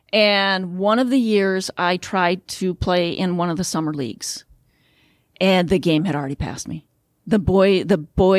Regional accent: Midwest, United States; but I'm a Midwesterner. After I graduated, I came back to the Midwest.

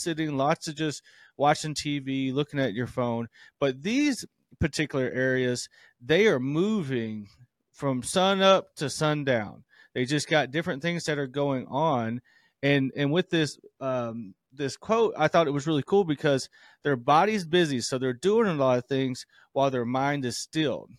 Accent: the South, United States; moved away; I'm from the South

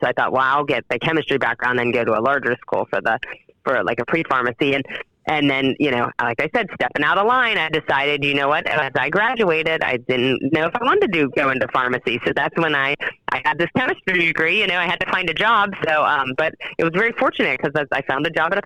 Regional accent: Wheeling, West Virginia, United States; moved away as an adult; also born or lived in Buckhannon, West Virginia; now in St. Clairsville, United States; I grew up in Wheeling, West Virginia.

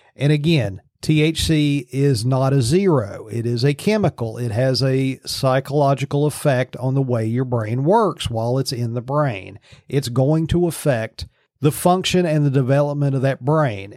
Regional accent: Virginia, United States; now in Pennsylvania, United States; My home state of Virginia

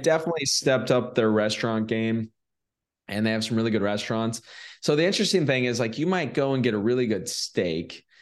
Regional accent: California, United States; moved away as an adult; now in Medellin, Colombia; I'm from California originally

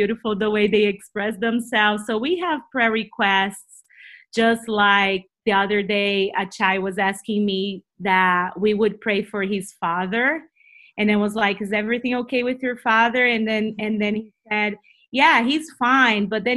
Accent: Brazil; accent: Brazilian; first language Portuguese; English is a second language; moved away as an adult; now in United States; We moved here 7 years ago from Brazil, so we're from Brazil. You will listen to my funny accent

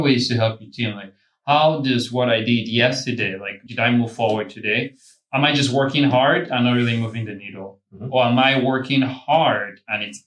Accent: Phoenix, Arizona, United States; I'm from Phoenix.

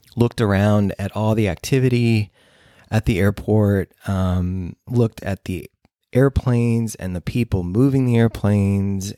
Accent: Moline, Illinois, United States; also born or lived in Saint Louis; I grew up in Moline, Illinois, which is along the Mississippi, northwestern Illinois, near Davenport, Iowa

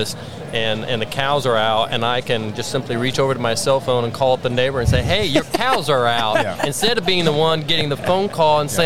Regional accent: Sharon Springs, Kansas, United States; I'm a farmer from Sharon Springs, Kansas. That's located in northwest Kansas.

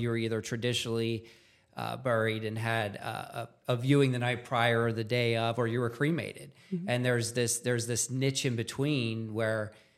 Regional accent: Pennsylvania, United States; I'm a first generation funeral director as well. I grew up just outside of Gettysburg, and out of high school, I thought I was going to be a nurse.

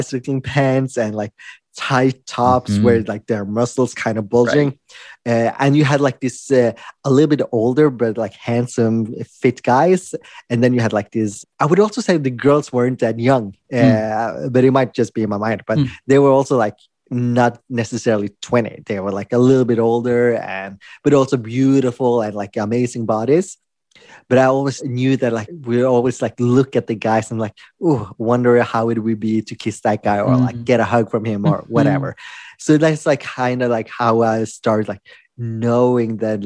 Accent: Norway; also born or lived in Philippines; I was adopted from the Philippines when I was a baby. And I was adopted to Norway

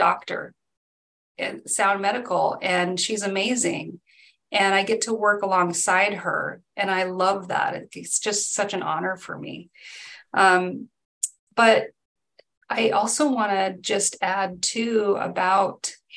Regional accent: Mindanao, Philippines; also born or lived in Edmonds, Washington; now in United States; I grew up in the Philippines, and the island that we grew up on in Mindanao

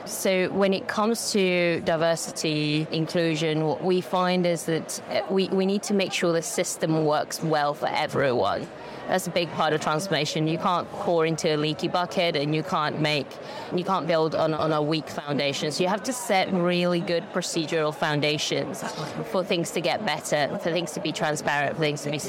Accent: Spain; moved away; So I'm originally from Spain, but I've lived here for 25, 20, 30 odd years.

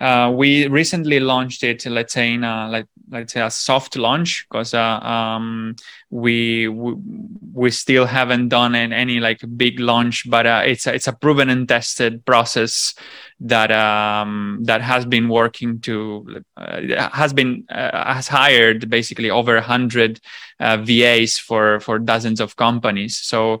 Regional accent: Sicily, Italy; So basically, I'm from Sicily, which is another island. So I jump from islands to islands.

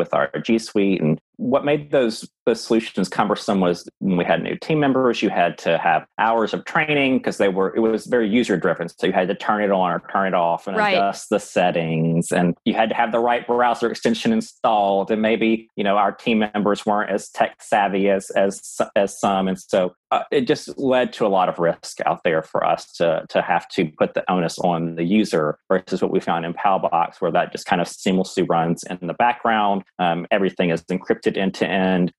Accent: Louisiana, United States; I'm from Louisiana

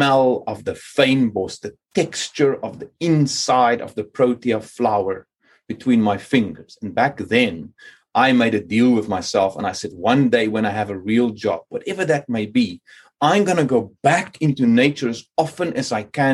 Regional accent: Cape Town, Western Cape, South Africa; moved away as an adult; now in Sweden; growing up in Cape Town

